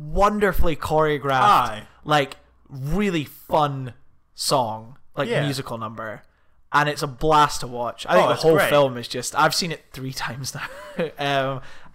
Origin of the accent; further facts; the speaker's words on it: Scotland, United Kingdom; We're from Scotland